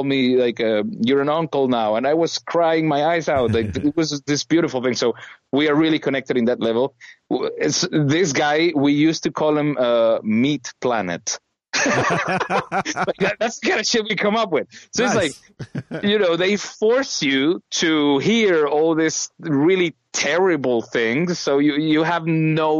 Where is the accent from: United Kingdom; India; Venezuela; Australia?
Venezuela; moved away as an adult; also born or lived in United States; now in Germany; I was born and raised in Venezuela